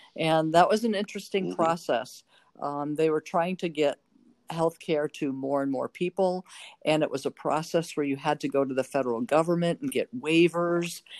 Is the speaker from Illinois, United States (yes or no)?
yes; North Chicago, Illinois, United States; moved away as an adult; also born or lived in Normal, Illinois / Carbondale, Illinois; now in Oregon, United States; I grew up in North Chicago